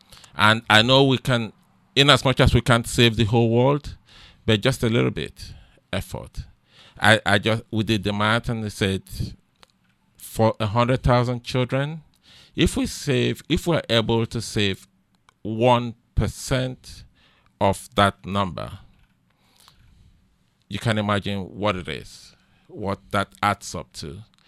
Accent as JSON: {"language": "English", "country": "Nigeria", "moved": "yes", "lives_now": "United States", "said": "I came from Nigeria to the United States, and it's totally different between what goes on here and what transpires in Nigeria."}